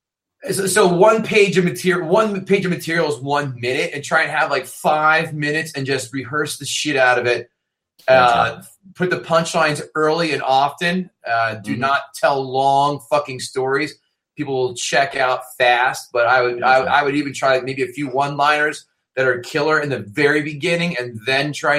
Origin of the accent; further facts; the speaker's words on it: New Jersey, United States; I'm from Jersey